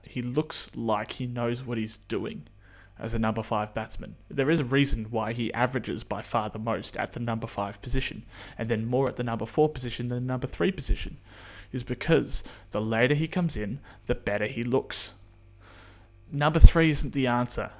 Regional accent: New Zealand; being a Kiwi

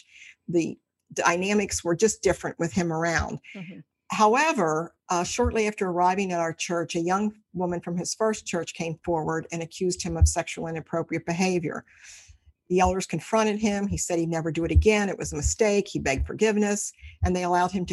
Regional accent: Cincinnati, Ohio, United States; I'm from Cincinnati, Ohio, lived here all my life

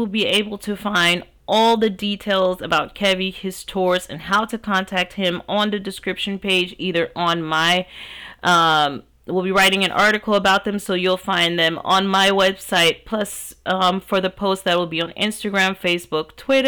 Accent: United States; as an African American, I grew up in America

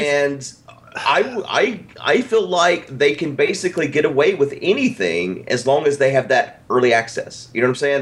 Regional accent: the South, United States; I'm a Southerner

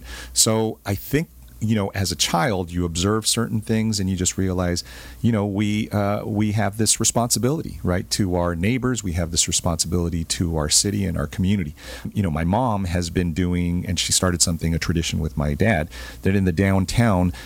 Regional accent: Santa Ana, California, United States; also born or lived in Bolivia; our family arrived in Santa Ana in 1965, right? And I was a year old

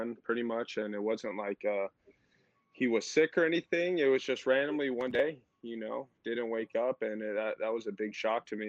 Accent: Tucson, Arizona, United States; I was born and raised in Tucson, Arizona

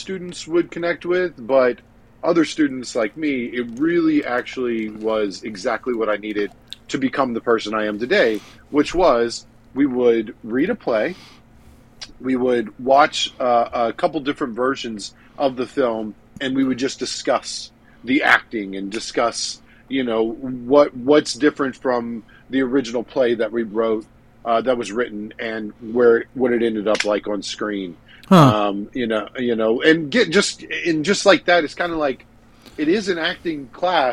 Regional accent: Mandeville, Louisiana, United States; also born or lived in New Orleans; I basically grew up over in the Mandeville area doing a lot of talented theater

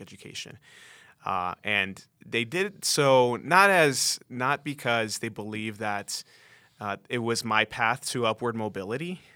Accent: Oxnard, California, United States; moved away as an adult; also born or lived in Mexico (parents); now in Denver, United States; I'm originally from Oxnard, California, uh, ended up in Denver eleven years ago

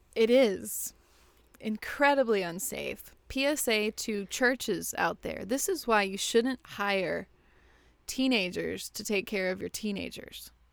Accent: West Texas, United States; now in Houston, United States; Not in Houston, but I grew up in West Texas, out in the desert

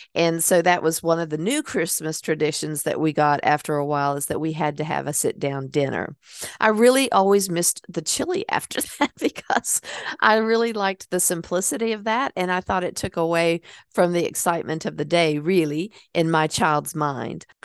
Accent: Hickory, North Carolina, United States; born or raised there; moved away

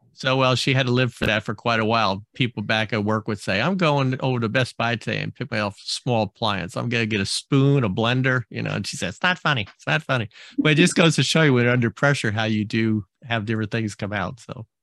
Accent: New Jersey, United States; moved away; I grew up on the East Coast in New Jersey

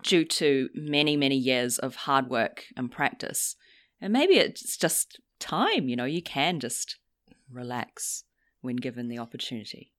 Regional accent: New Zealand; now in London, United Kingdom; I'm from New Zealand

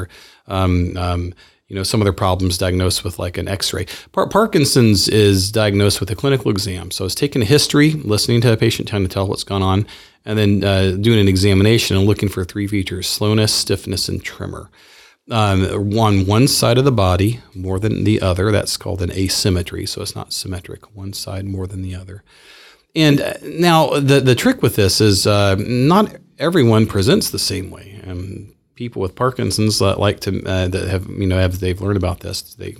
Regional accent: Clarksville, Tennessee, United States; now in Spokane, United States; Well, I'm from Clarksville, Tennessee. So it's a town outside of Nashville, about an hour. I grew up down south. I'm a Southerner.

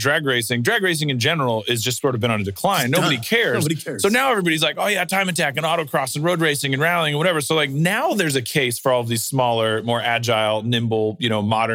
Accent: Austin, Texas, United States; I grew up in Austin playing in a bunch of punk rock and hardcore bands

